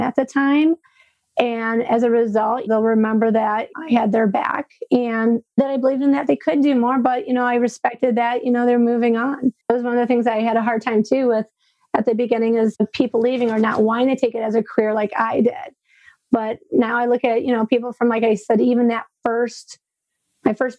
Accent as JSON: {"language": "English", "town": "Frankenmuth", "region": "Michigan", "country": "United States"}